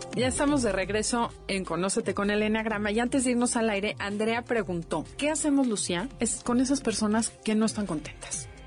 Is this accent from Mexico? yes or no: yes; Mexico